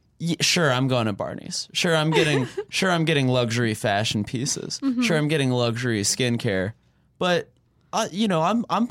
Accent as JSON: {"language": "English", "town": "Fairfax", "region": "Virginia", "country": "United States", "tie": "born or raised there", "said": "I grew up in Fairfax, Virginia."}